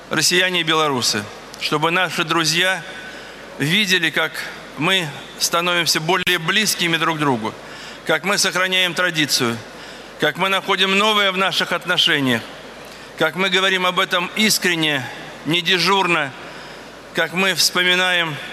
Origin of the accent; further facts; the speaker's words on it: Armenia; now in Vitebsk, Belarus; Я армянин, живу в Витебске, поэтому Беларусь в целом.